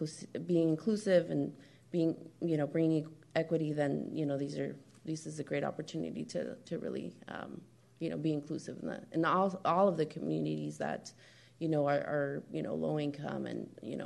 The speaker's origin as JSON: {"language": "English", "area": "Marin County", "region": "California", "country": "United States", "tie": "born or raised there", "said": "my experiences growing up in Marin County"}